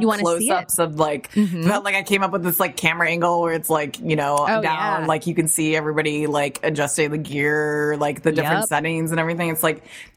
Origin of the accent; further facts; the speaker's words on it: Chicago, Illinois, United States; I'm from Chicago